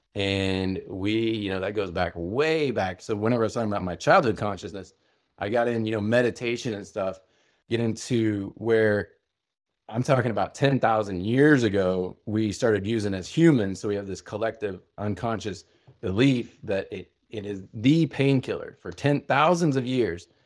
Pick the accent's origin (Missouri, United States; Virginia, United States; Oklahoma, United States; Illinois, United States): Oklahoma, United States; a man's man growing up in Oklahoma